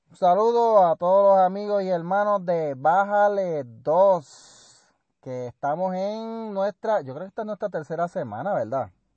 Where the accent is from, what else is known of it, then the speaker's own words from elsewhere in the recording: Puerto Rico; si voy a Calle, la última vez que yo fui a Calle, y a mi pueblo donde me crié